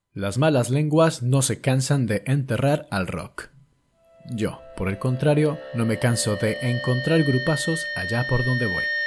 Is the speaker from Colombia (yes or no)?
yes; Bogotá, Colombia; now in Mungia, Spain; bogotano de nacimiento, munguiarra de adopción